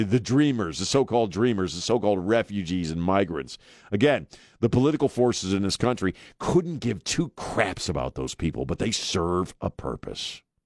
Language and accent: English; Maryland, United States; now in San Antonio, United States; spending most of my youth, or growing up in Maryland.